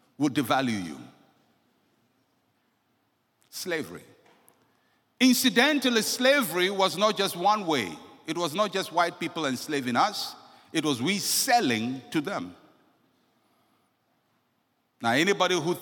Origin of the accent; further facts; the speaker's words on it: Ghana; I'm a Ghanaian